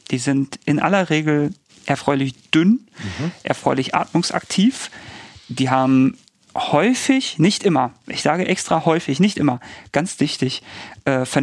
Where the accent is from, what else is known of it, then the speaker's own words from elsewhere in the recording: Bochum, North Rhine-Westphalia, Germany; also mir wäre das sehr wichtig und da bin ich vielleicht als Bochumer auch so